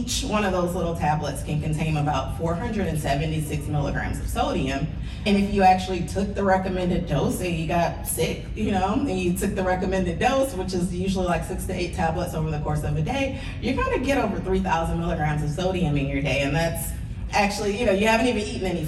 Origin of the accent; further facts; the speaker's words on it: the South, United States; I'm from the South